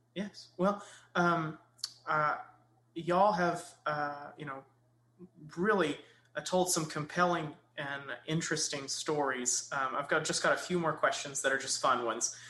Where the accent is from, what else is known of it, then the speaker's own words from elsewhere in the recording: Kilgore, Texas, United States; I grew up in Kilgore